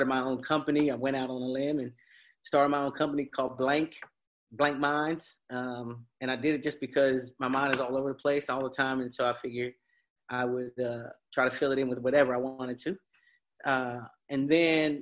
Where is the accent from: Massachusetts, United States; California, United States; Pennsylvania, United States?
Pennsylvania, United States; moved away; I grew up in Pennsylvania, 14 brothers and sisters, 12 of us are adopted